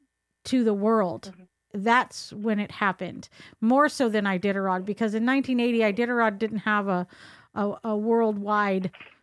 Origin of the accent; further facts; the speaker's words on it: California, United States; I'm just from California.